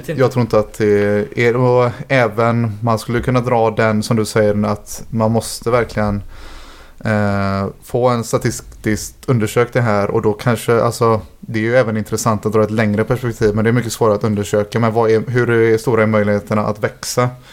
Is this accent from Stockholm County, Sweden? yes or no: no; Gothenburg, Västra Götaland, Sweden; Som att jag är från Hisingen och har flyttat dit nu igen.